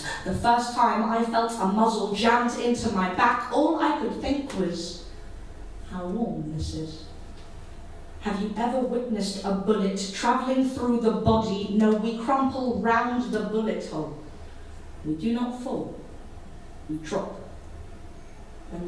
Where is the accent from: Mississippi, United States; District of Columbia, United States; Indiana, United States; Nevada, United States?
District of Columbia, United States; Washington; I grew up in Washington, D.C., and in 2001, I was 16